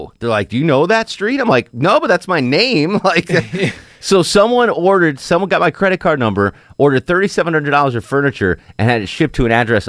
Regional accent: Connecticut, United States; But growing up in Connecticut, there was nothing to do.

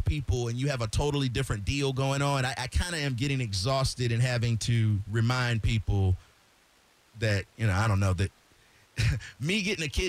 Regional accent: Florida, United States; I'm from Florida

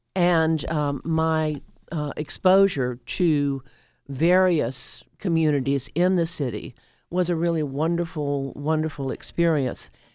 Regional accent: the rural South, United States; now in Atlanta, United States; I grew up in the rural South until I w- until 1962 when we moved here

